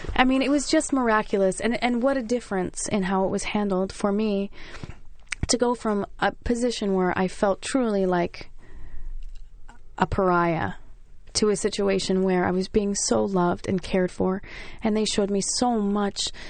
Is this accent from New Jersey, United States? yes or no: yes; New Jersey, United States; I'm from Jersey